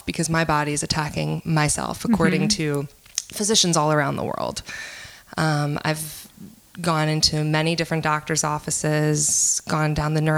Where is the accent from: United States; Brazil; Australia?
United States; New Orleans, Louisiana; I'm from here. I'm from New Orleans